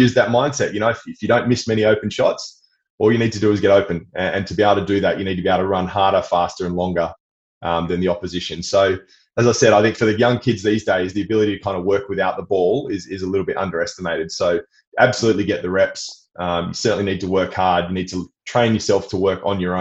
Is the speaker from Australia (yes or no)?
yes; Perth, Western Australia, Australia; I grew up in Perth, you know, Western Australia, on the beaches, was an outdoor kid